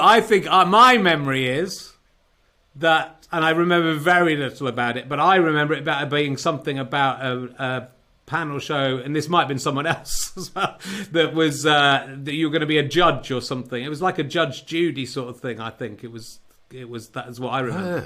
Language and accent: English; Cheddar, South West England, United Kingdom; moved away; also born or lived in Yorkshire; back in Cheddar doing this uh, from my childhood home